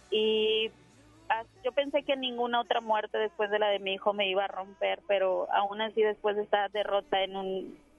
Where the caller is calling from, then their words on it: Apodaca, Nuevo León, Mexico; Desde Apodaca.